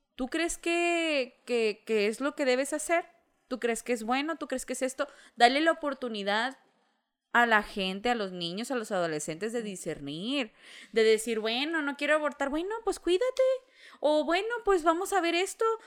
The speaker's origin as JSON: {"language": "Spanish", "country": "Mexico", "said": "como mexicanos"}